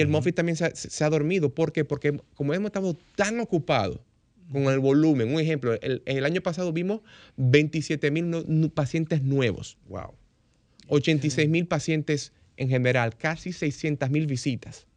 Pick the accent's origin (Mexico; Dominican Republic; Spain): Dominican Republic; Como dominicano